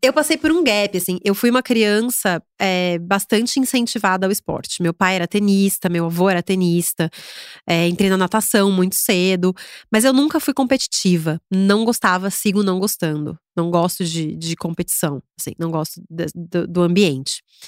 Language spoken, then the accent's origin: Portuguese; Agudos, São Paulo, Brazil; moved away as an adult; now in São Paulo, Brazil; em Agudos. É, me mudei para São Paulo